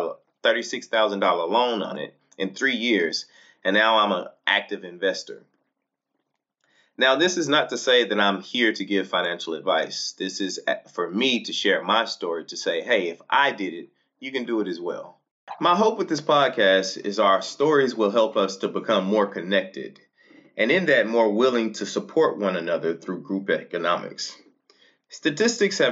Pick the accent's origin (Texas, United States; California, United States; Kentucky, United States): Texas, United States; Fort Worth; moved away; I was born and raised in Fort Worth, Texas